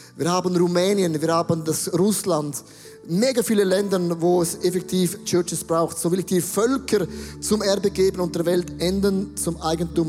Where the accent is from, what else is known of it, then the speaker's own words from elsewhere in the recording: Buchs, St. Gallen, Switzerland; Ich bin ja katholisch aufgewachsen und ich bin in der Nähe von Österreich aufgewachsen, in Bux